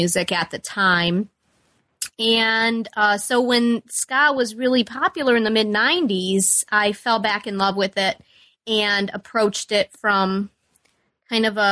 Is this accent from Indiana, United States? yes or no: yes; Chesterton, Indiana, United States; also born or lived in Peoria, Illinois / Chicago, Illinois; I grew up in Chesterton, Indiana, and I still live in Chesterton, Indiana.